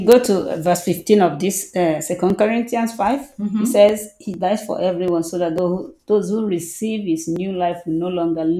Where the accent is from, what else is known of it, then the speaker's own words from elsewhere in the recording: Abia, Nigeria; moved away as an adult; also born or lived in Portugal; now in Lisbon, Portugal; I'm just from Nigeria, like you said, from Abia State. Mm-hmm. Then I've lived in Nigeria all my life